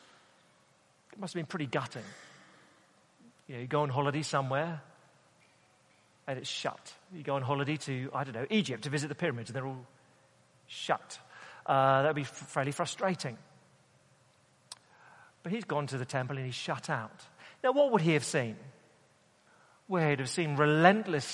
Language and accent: English; United Kingdom; us Brits